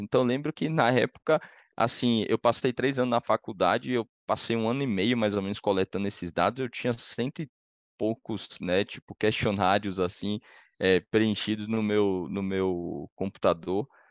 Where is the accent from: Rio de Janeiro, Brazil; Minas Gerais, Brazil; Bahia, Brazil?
Bahia, Brazil; Salvador; moved away as an adult; now in São Paulo, Brazil; eu sou de Salvador, né? Moro em São Paulo há 12 anos